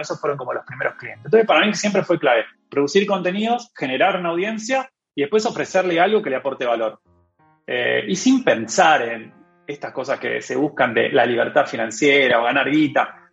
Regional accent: Argentina; moved away as an adult; now in Europe

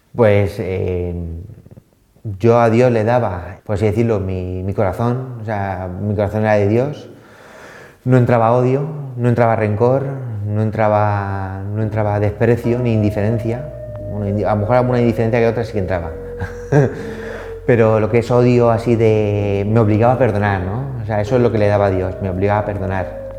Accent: Elda, Valencian Community, Spain; now in Madrid, Spain; soy alicantino

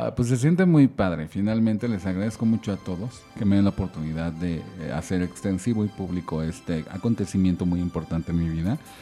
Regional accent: Mexico City, Mexico; soy chilango, Nací aquí en la Ciudad de México

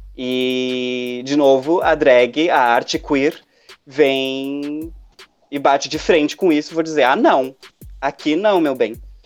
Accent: Porto Alegre, Rio Grande do Sul, Brazil; sou de Porto Alegre, trabalho num, num bar aqui

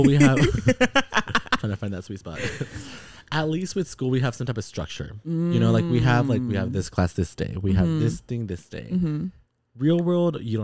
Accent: San Antonio, Texas, United States; now in San Francisco, United States; my mom remarried, and we all moved out there when I was 5

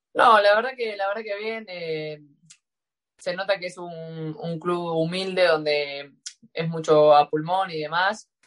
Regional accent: Rosquín, Santa Fe, Argentina; moved away; en el club Juventud Unida de Rosquín Club, de donde es mi pueblo, que es Rosquín

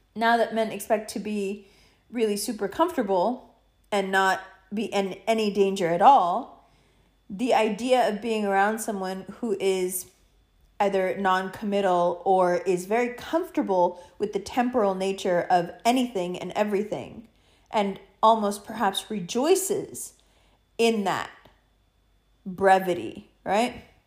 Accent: United States; being an American

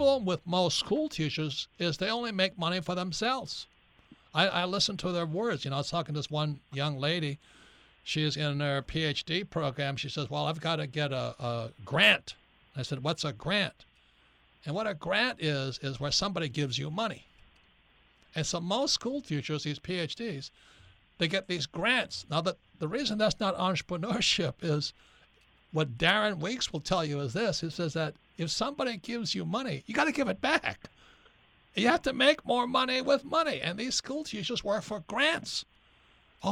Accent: Hawaii, United States; I was growing up in Hawaii.

